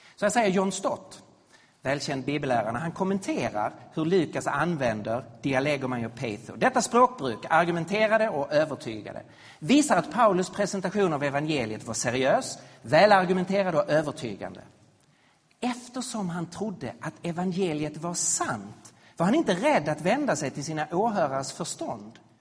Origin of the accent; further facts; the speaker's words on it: Sweden; vi som svenskar